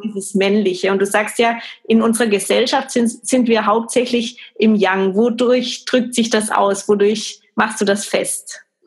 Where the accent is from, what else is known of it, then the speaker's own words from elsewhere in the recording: Germany; bei uns in Deutschland